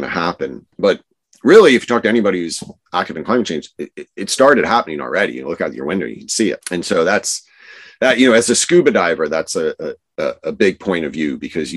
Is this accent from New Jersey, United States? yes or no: yes; New Jersey, United States; And I grew up in New Jersey, right. Which is a funny state to grow up